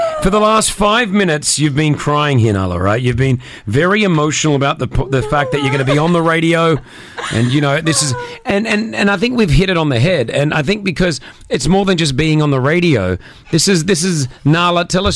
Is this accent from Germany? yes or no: no; Australia; moved away; I come from Australia